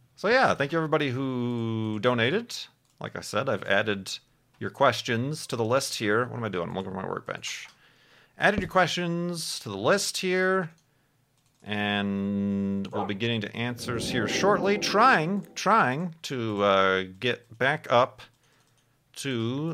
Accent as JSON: {"language": "English", "region": "Midwest", "country": "United States", "tie": "born or raised there", "said": "growing up in the Midwest"}